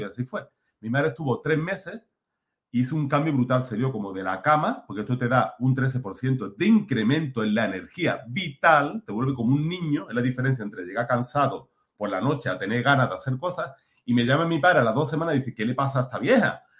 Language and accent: Spanish; Málaga, Andalusia, Spain; moved away; also born or lived in Mexico; soy malagueño